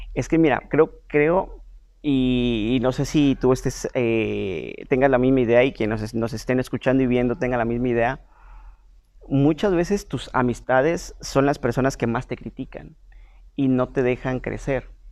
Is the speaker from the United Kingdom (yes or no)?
no; San Cristóbal de las Casas, Chiapas, Mexico; yo soy de San Cristóbal